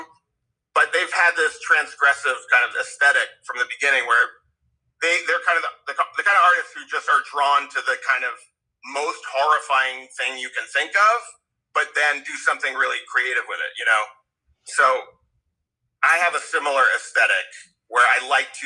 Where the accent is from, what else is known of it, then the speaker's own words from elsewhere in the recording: Westchester, New York, United States; my friend Alex Halpern, who's my oldest friend in the world, who I grew up with in Westchester